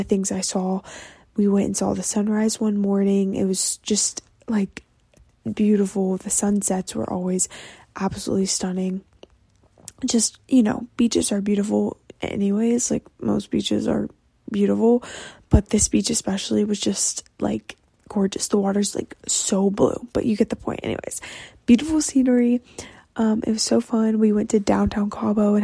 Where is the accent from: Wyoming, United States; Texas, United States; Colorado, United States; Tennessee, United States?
Texas, United States; I'm Texan